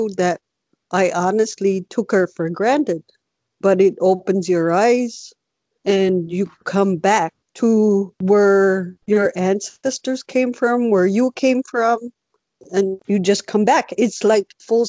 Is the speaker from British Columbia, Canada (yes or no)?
no; Hopedale, Newfoundland and Labrador, Canada; moved away; I'm originally from Hopedale, Labrador, Newfoundland, Labrador